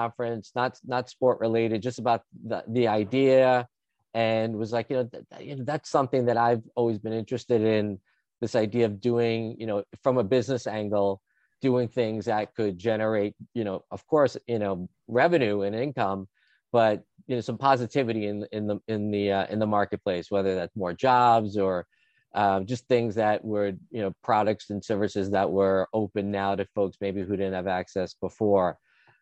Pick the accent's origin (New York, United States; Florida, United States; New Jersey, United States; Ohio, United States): New York, United States; Long Island; also born or lived in Los Angeles; I'm originally from New York. I was born in the city, grew up on Long Island.